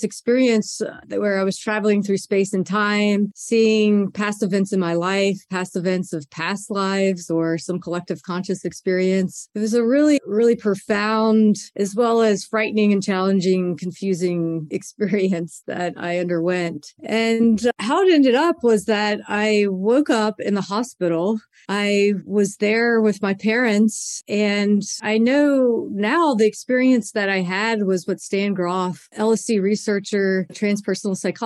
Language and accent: English; Baton Rouge, Louisiana, United States; I was 15 years old growing up in Baton Rouge, Louisiana